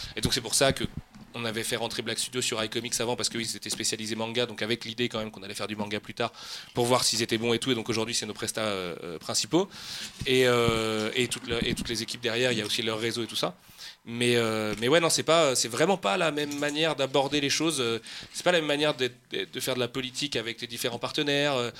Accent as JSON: {"language": "French", "town": "Nantes", "region": "Pays de la Loire", "country": "France", "moved": "as an adult", "lives_now": "Oise, France", "said": "Moi, je suis un vrai Nantais, euh, vrai Nantais. et je déménageais pour la première fois de ma vie loin de Nantes"}